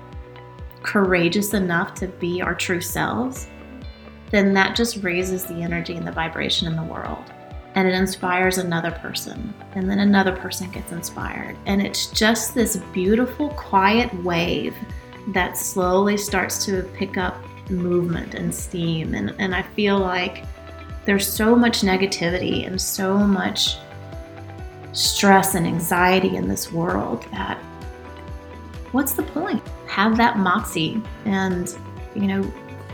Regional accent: Gwinnett County, Georgia, United States; also born or lived in Alabama; I grew up in Gwinnett County

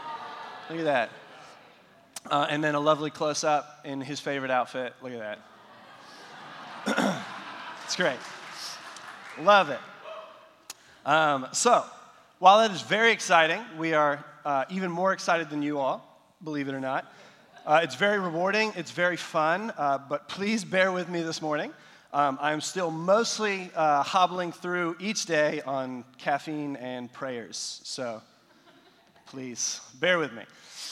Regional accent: Nepal; So I've mentioned before that I grew up in South Asia. And so in Nepal, all the houses, they have flat roofs, concrete buildings, and all that.

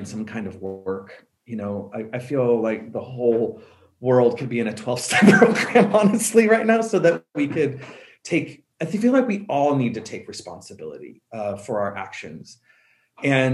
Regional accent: Colorado, United States; I'm from Colorado

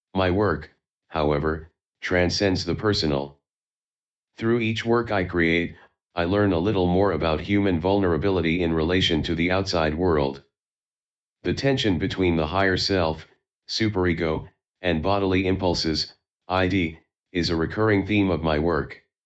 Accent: Taiwan; moved away as an adult; also born or lived in New York City; I was born and raised in Taiwan. I moved to New York City to study fine art at the School of Visual Arts in 2011

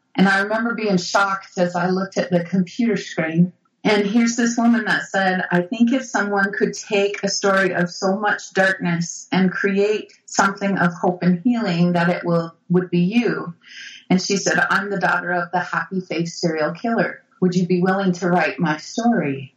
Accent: Brigham City, Utah, United States; I grew up Catholic in Brigham City, Utah, you know, Mormonville

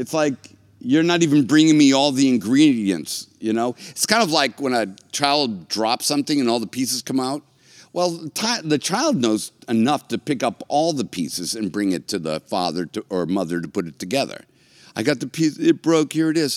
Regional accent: United States

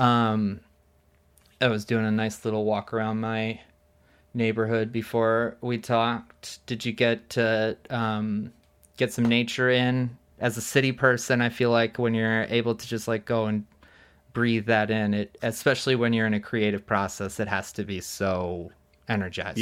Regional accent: East Coast, United States; moved away; I grew up on the East Coast

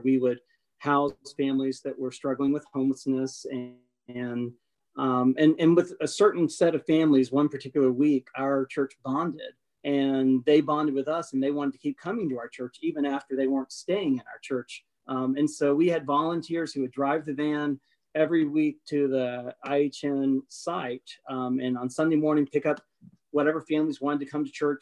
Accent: a small town in Tennessee, United States; moved away as an adult; also born or lived in North Carolina; my hometown

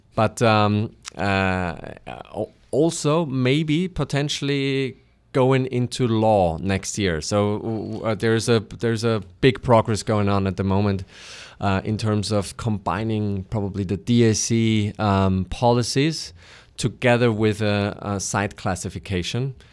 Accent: Austria; I am from Austria

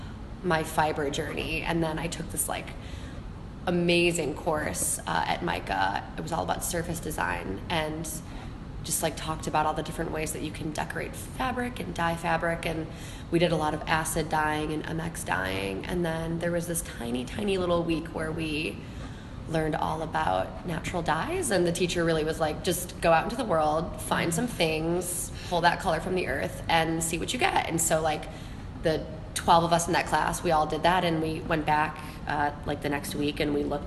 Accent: Chicago, Illinois, United States; moved away as an adult; now in Baltimore, United States; I'm originally from Chicago, so I'm a Midwestern gal at heart.

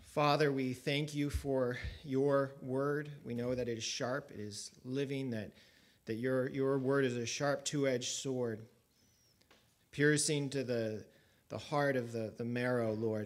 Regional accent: Colorado, United States; when I was a, a child growing up in Colorado

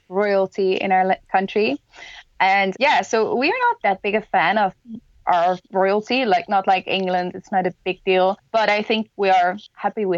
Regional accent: Haarlem, North Holland, Netherlands; it was really nice growing up because I could always get to the busyness, but I didn't always have to be there

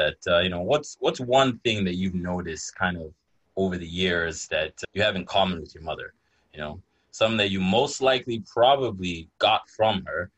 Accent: Nigeria; moved away; growing up in Nigeria

